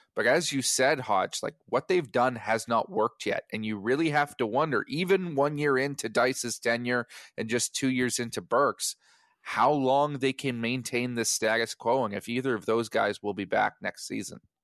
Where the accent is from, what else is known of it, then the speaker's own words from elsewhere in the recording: Edmonton, Alberta, Canada; moved away; I am originally from the Prairies